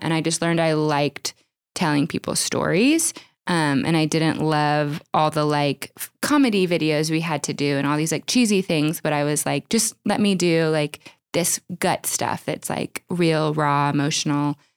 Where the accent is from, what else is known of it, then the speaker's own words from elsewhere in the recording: Oklahoma, United States; I grew up in Oklahoma